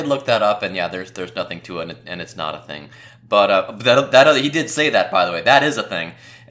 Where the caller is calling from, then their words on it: Cincinnati, Ohio, United States; I am actually from calling you from Cincinnati, Ohio.